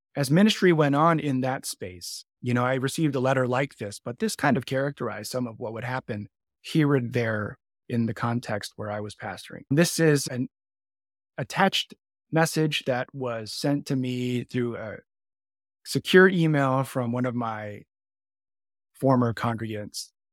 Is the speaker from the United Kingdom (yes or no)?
no; Canada; now in Chicago, United States; I'm Canadian born as well